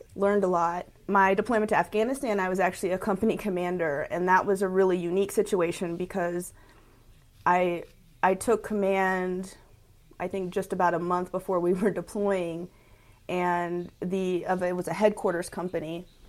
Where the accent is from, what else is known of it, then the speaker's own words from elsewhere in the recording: Lawnside, New Jersey, United States; also born or lived in Houston, United States; So I'm originally from Houston, Texas. I was born there. And I went to junior high and high school, actually, in South Jersey, in Lawnside, New Jersey.